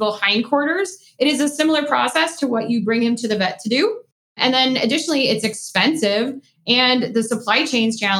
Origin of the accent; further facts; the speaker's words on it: East Coast, United States; I am from the East Coast